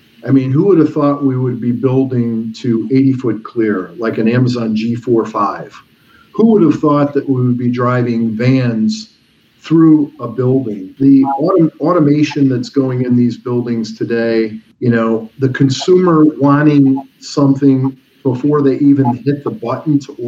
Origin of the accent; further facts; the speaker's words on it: Midwest, United States; moved away as an adult; also born or lived in Chicago; now in Philadelphia, United States; I grew up in the Midwest, and I thought I'd come to Philadelphia and move back to Chicago. One of the reasons I stayed is look at the density of the Northeast.